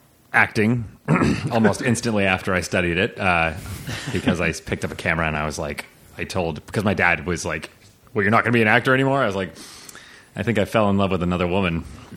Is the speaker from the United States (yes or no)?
yes; Aspen, Colorado, United States; moved away as an adult; also born or lived in Chiapas, Mexico / Hopi and Lakota reservations; now in Los Angeles, United States; I grew up in Aspen, Colorado / in Mexico with my with my famous, infamous mother.